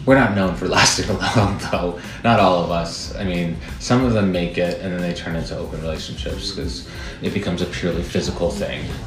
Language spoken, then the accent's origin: English; Midwest, United States; now in New York, United States; I'm from the Midwest